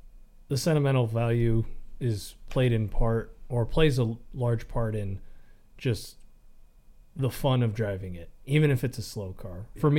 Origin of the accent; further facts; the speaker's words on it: Colorado, United States; growing up in Colorado in the mountains